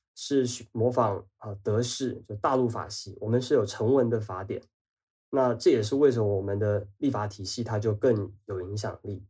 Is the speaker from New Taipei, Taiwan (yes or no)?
yes; Banqiao, New Taipei, Taiwan; also born or lived in Taichung; 离我的家乡板桥很近